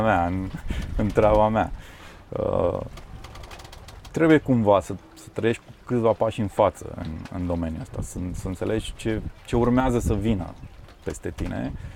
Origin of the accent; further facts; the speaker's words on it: Transylvania, Romania; n-am copilărit de fapt în Constanța, am copilărit în uh, Ardeal